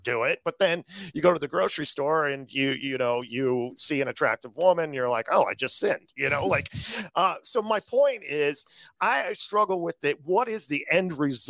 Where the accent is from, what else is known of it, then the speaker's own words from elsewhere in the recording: Midwest, United States; I grew up in the Midwest.